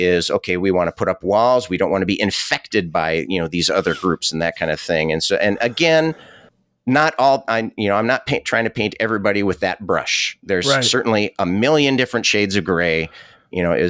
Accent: United States; I'm proud to be an American

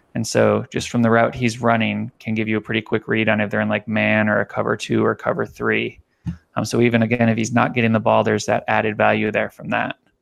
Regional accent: Miami, Florida, United States; moved away; I grew up in Miami

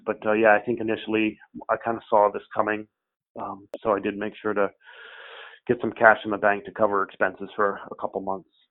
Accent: Albany, New York, United States; moved away as an adult; also born or lived in Cape Cod, Massachusetts; now in Falmouth, United States; We're from the Albany, New York area

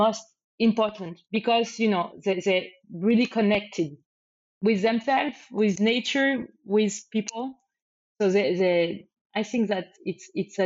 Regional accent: France; English is a second language; moved away as an adult; also born or lived in Spain; I'm from France, but I lived in Spain for many years

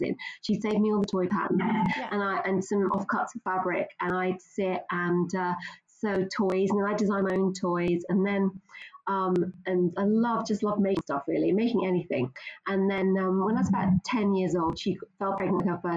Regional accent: London, United Kingdom; moved away as an adult; also born or lived in Scottish Borders; now in Linlithgow, United Kingdom; Originally, I'm from London, so I don't have a lovely Scottish accent. I moved here about 30 years ago

